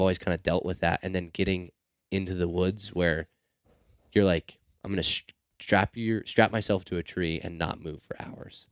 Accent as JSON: {"language": "English", "town": "Seattle", "region": "Washington", "country": "United States", "tie": "born or raised there", "said": "growing up in Seattle. I'm, I'm outside of Seattle, but still in the city"}